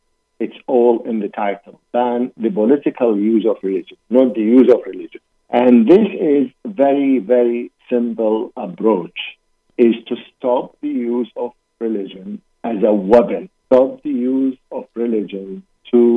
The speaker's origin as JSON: {"language": "English", "country": "Iraq", "moved": "yes", "said": "I'm originally from Iraq"}